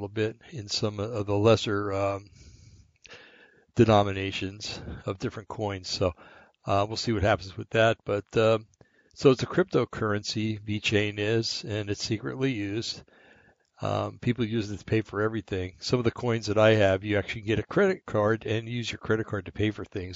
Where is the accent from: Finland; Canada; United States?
United States; New Jersey; I come from New Jersey